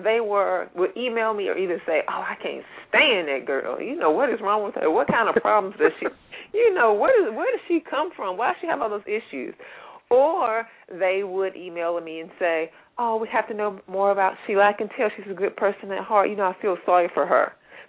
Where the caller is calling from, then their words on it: Atlanta, Georgia, United States; Well, I'm calling from Atlanta, and I'm one of Pia's readers.